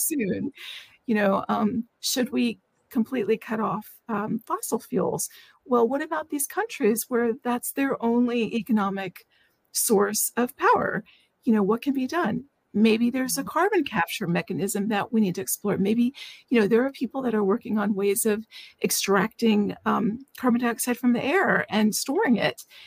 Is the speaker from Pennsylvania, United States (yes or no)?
no; Washington, District of Columbia, United States; I live in the Washington, D.C. area. I was born in Washington, D.C., so I've been here for most of my life